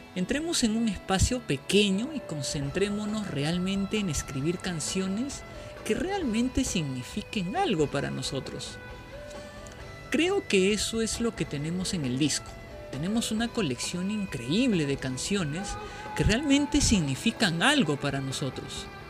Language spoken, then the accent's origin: Spanish; Peru; Nosotros somos de acá de Perú